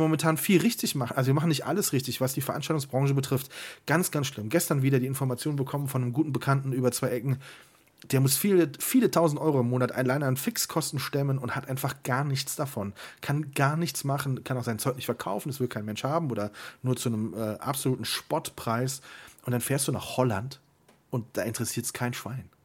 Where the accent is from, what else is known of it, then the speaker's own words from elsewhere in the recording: Siegburg, North Rhine-Westphalia, Germany; moved away; Ich komme ja aus Siegburg und war viel zu selten da. Und immer wenn ich zu Hause bin, fahre ich tatsächlich immer noch mal die alten Straßen lang, wo ich früher gewohnt habe